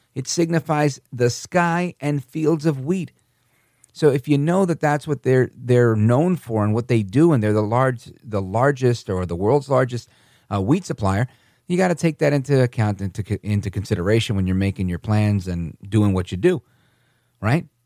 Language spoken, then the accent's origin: English; United States; I grew up in the America where Reagan was the president